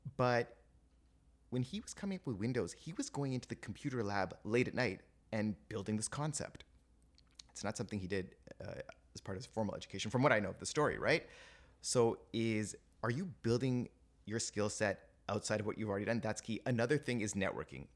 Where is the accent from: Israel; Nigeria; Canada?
Canada; Toronto, Ontario; also born or lived in England; I was born and raised in Toronto